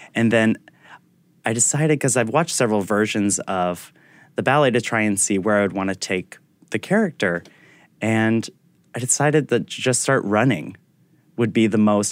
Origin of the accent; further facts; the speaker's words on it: Attleboro, Massachusetts, United States; also born or lived in Providence, Rhode Island / San Francisco; now in New York, United States; I was born in Providence at mm-hmm. Women and Infants Hospital, but I grew up in Attleboro, Massachusetts